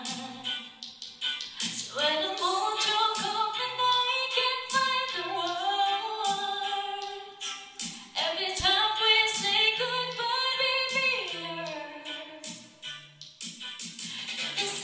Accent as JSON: {"language": "English", "country": "Philippines", "said": "we're a musical people"}